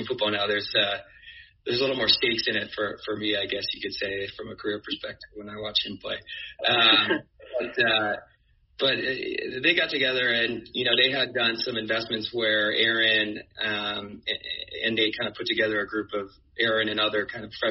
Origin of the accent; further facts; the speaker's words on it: Bay Area, California, United States; moved away as an adult; also born or lived in New York; I grew up in the Bay Area, went to college on the East Coast, and ended up in New York